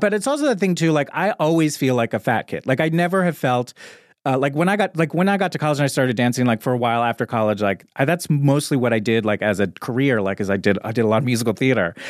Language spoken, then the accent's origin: English; Little Silver, New Jersey, United States; moved away; I grew up in a small town in New Jersey called Little Silver